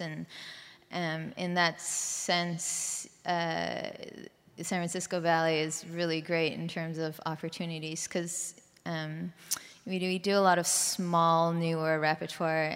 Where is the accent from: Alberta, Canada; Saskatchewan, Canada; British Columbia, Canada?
British Columbia, Canada; Vancouver; moved away; I'm from Canada, Vancouver, Canada.